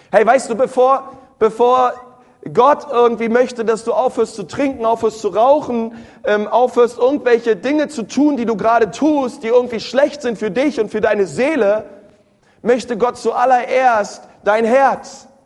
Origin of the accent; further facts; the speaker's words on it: Berlin, Germany; Ich war früher immer in der Sonntagsschule. Ich bin in Berlin groß geworden, in einer Ortsgemeinde.